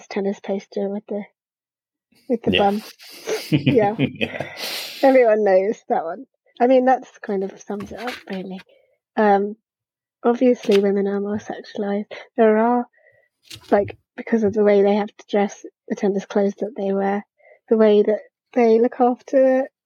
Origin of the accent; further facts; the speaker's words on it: United Kingdom; as a British person